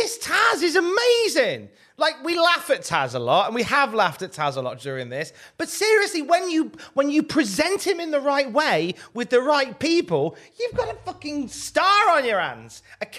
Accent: Blackpool, North West England, United Kingdom; strap matches were very popular when I was growing up in Blackpool.

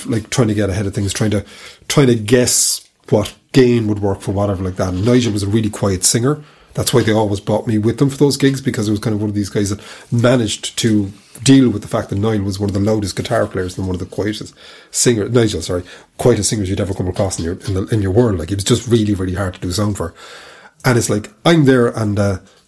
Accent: Cork, Munster, Ireland; I'm from Cork

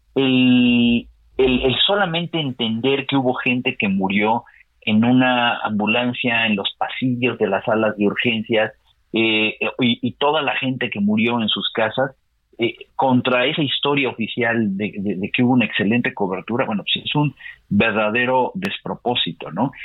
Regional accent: Mexico

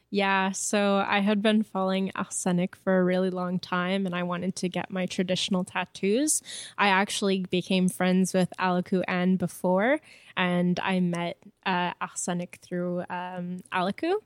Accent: Montreal, Quebec, Canada; first language French; English is a second language; my family comes from Wakeham Bay, but I was born and raised in Montreal

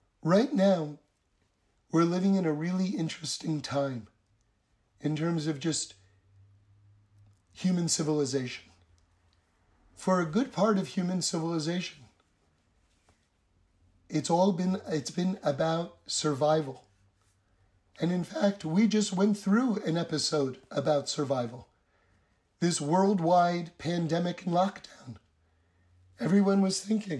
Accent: New York City, New York, United States; now in Los Angeles, United States; I grew up on the Upper West Side in New York City

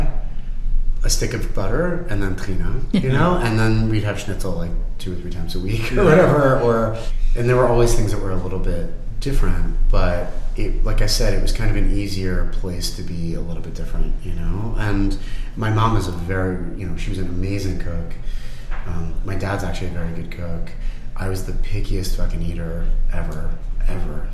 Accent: Pittsburgh, Pennsylvania, United States; now in Philadelphia, United States; we grew up in Squirrel Hill, Pittsburgh

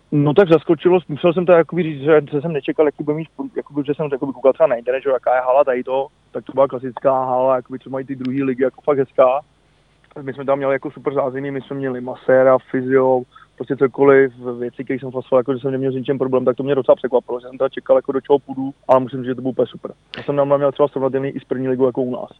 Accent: Prague, Czechia; also born or lived in Spain; jsem Pražák

